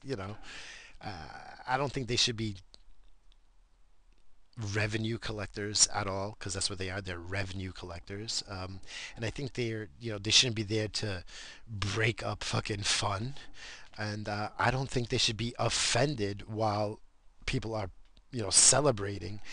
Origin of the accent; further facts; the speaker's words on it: United States; I'm fucking American